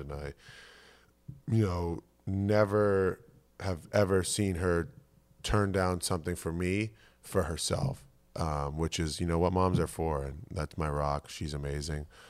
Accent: Boston, Massachusetts, United States; moved away as an adult; also born or lived in Ames, Iowa; now in Philadelphia, United States; growing up in Massachusetts

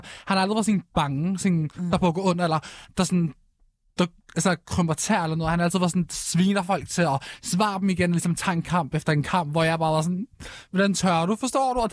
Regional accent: Morocco; vi er stolt marokkanere, vi er stolt muslimer. Altså, vores venner, det er minoritet etniske personer

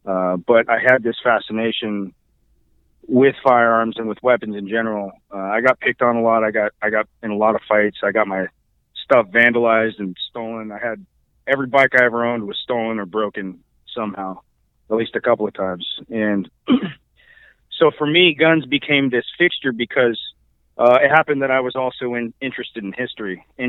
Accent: California, United States; also born or lived in East Coast / New Mexico / Oregon; I did spend the later years of my youth in California.

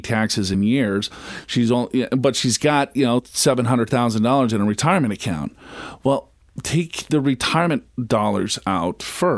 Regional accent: Minnesota, United States; I'm from Minnesota

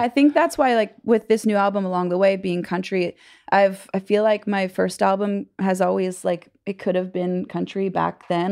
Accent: California, United States; moved away as an adult; now in Nashville, United States; I grew up in California

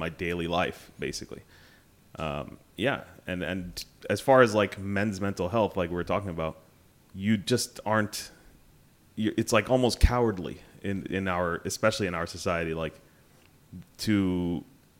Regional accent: Canada; also born or lived in Sharjah, United Arab Emirates; my parents were very religious Sudanese, you know, but I grew up in Canada mainly

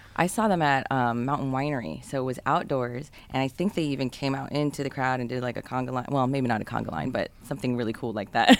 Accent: San Jose, California, United States; I grew up in San Jose

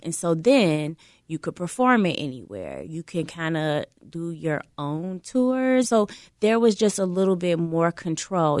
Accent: Chicago, Illinois, United States; being a Chicagoan

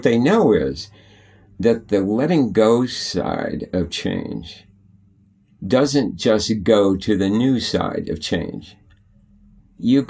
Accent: Bishop, California, United States; I grew up in the High Sierras in Bishop, California.

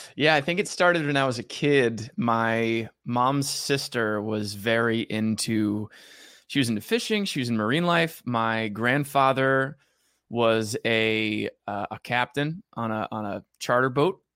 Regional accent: Allentown, New Jersey, United States; moved away as an adult; also born or lived in New York City; growing up in Jersey by the Jersey Shore

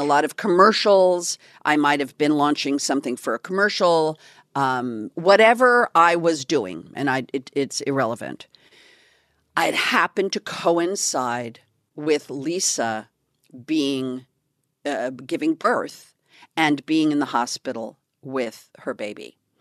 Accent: California, United States; I'm from California

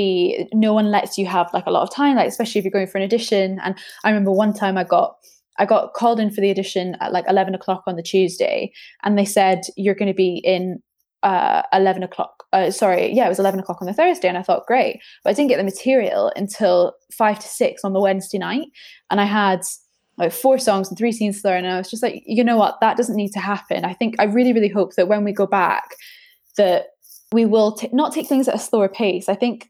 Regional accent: Edinburgh, Scotland, United Kingdom; moved away as an adult; now in London, United Kingdom; So I'm from Edinburgh, very muted accent now, because I've been down in London for about 8 years.

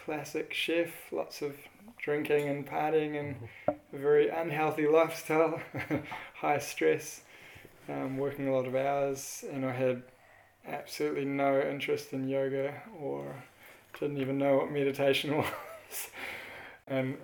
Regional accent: New Zealand; I grew up in New Zealand. Pretty classic Kiwi house

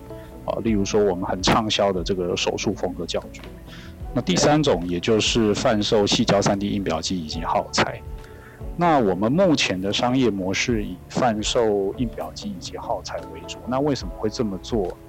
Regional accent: Taiwan; 原来我们自己台湾在所谓的机电整合产品的设计、生产和组装上面是有多么的强大。

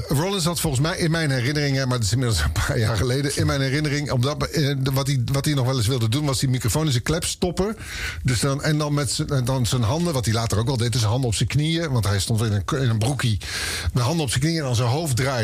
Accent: Oosterbeek, Gelderland, Netherlands; ik kwam uit Oosterbeek bij Arnhem in de buurt

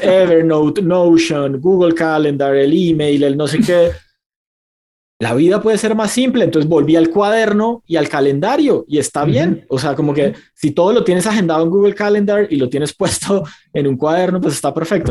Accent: Bucaramanga, Santander, Colombia; mi ciudad natal eh, en Colombia, que se llama Bucaramanga

